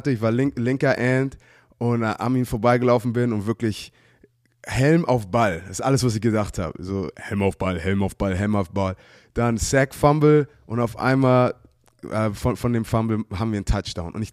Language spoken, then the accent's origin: German; Hamburg, Germany; wir sind Hamburger halt.